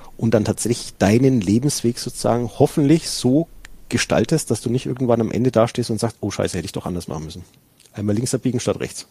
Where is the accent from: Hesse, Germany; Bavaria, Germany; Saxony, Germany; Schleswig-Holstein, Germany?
Bavaria, Germany; Franconia; ich komme hier aus dem Bereich Franken